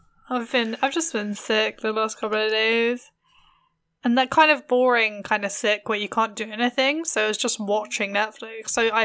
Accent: London, United Kingdom; I grew up in London, so it was like even weirder, like it being like dead.

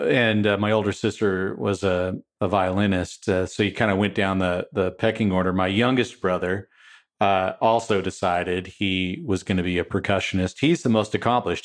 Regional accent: Wenatchee, Washington, United States; also born or lived in Saint Paul, Minnesota / Texas / California / Seattle area; we made a life in a small town in Washington State, uh, right on the Columbia River

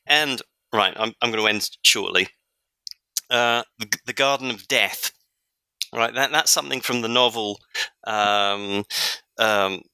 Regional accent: London, United Kingdom; moved away; I was born in London, so I know London pretty well, even though I haven't lived in the UK for a long time

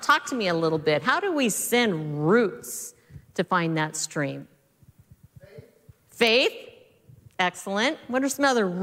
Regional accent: Southeast Colorado, United States; now in West Coast, United States; I grew up in Southeast Colorado

